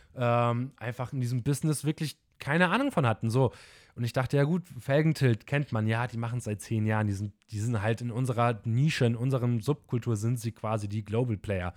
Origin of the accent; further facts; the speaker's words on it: Bremen, Germany; wir kommen aus dem Norden, aus dem Bremen, also schön Moin Moin wird bei uns von morgens bis abends gesagt.